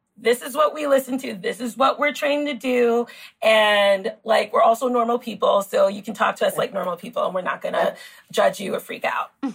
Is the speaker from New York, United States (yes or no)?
yes; New York City, New York, United States; also born or lived in Queens, New York; I grew up in the Bronx. I grew up in New York City